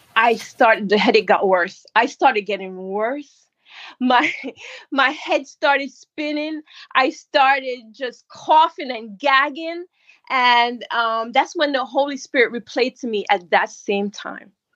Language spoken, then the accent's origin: English; Jamaica; now in New York, United States; I was born in Jamaica, and I migrated here. I live in New York